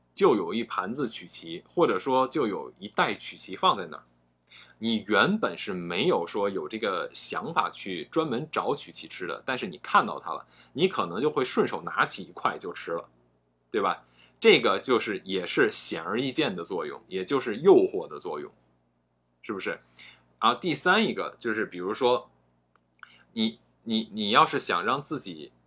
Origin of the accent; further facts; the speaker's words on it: China; 我们中国人说话的时候，呃，都是一个你要自己悟的感觉